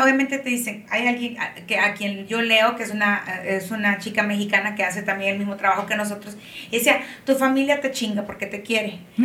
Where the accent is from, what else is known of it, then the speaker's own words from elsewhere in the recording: Tegucigalpa, Francisco Morazán, Honduras; soy de Tegucigalpa, ah, nací en Honduras y vivo aquí también